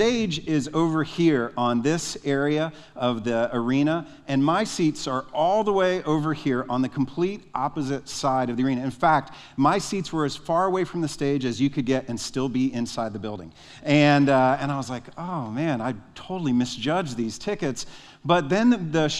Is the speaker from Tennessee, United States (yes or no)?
yes; Nashville, Tennessee, United States; I'm from Nashville